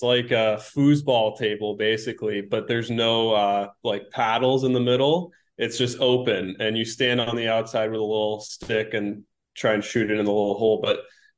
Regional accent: San Jose, California, United States; moved away; So I grew up in Almaden, which is like a little community of San Jose.

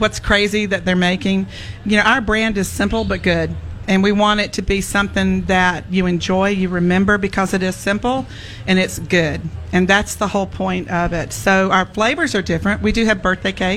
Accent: Georgia, United States; moved away; I'm a Georgia girl

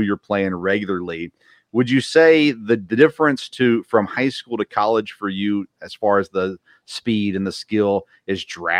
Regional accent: Murfreesboro, Tennessee, United States; I grew up in Murfreesboro, just south of Smyrna.

